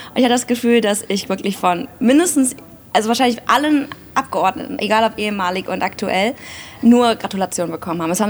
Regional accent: Aachen, North Rhine-Westphalia, Germany; born there; ich bin 34 Jahre alt, bin in Aachen geboren und habe auch in Aachen kandidiert

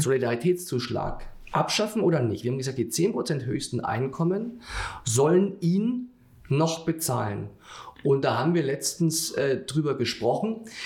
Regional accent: Bavaria, Germany; wenn ich als Bayer das auch sagen darf

